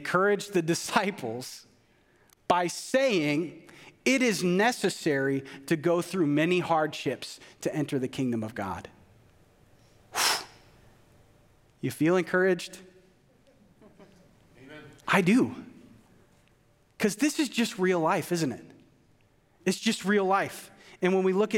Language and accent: English; Minnesota, United States; a white male growing up in Minnesota